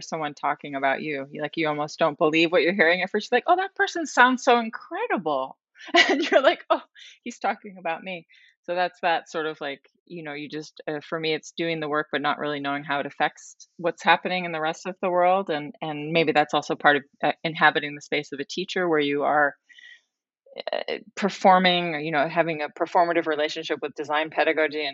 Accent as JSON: {"language": "English", "area": "northern Westchester", "region": "New York", "country": "United States", "tie": "born or raised there", "also_born_or_lived": "Rhode Island", "moved": "as an adult", "said": "I grew up in northern Westchester, New York"}